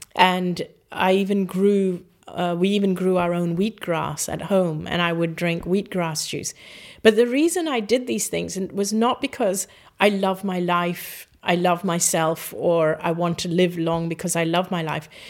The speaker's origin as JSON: {"language": "English", "country": "Hong Kong", "tie": "born or raised there", "also_born_or_lived": "Singapore", "said": "I grew up in Hong Kong"}